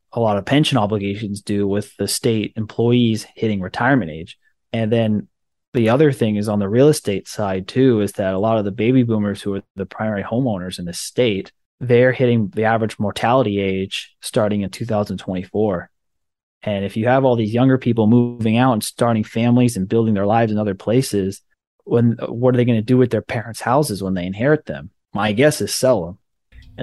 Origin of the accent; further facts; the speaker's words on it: California, United States; most of my friends who I grew up with in California